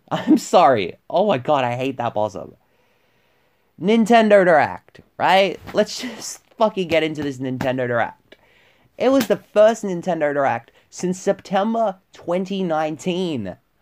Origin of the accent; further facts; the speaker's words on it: Victoria, Australia; my home state of Victoria